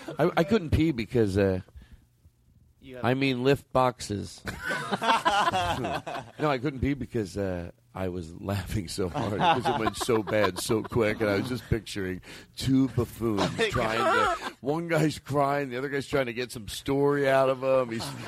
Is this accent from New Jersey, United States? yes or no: no; Alabama, United States; I'm from Alabama.